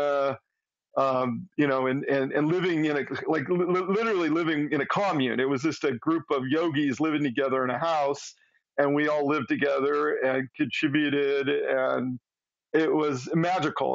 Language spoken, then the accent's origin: English; Southern California, United States; moved away; also born or lived in Eugene, Oregon; I grew up in Southern California